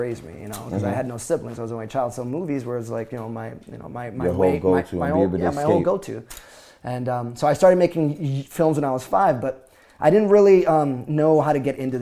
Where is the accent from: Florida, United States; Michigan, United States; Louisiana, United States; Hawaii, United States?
Florida, United States; also born or lived in Bronx, New York / Orlando / Miami; I grew up in the Bronx. I moved away when I was young. Going back to that, I grew up in Florida mostly.